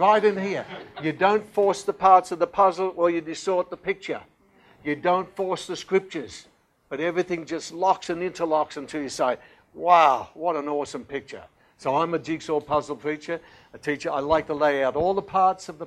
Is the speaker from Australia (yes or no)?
yes; Australia; being very Australian